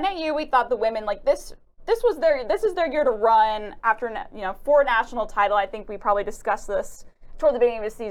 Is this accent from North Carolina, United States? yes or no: yes; North Carolina, United States; I'm from North Carolina.